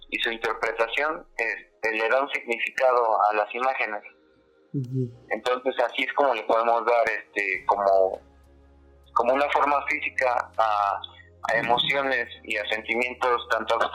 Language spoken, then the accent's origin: Spanish; Mexico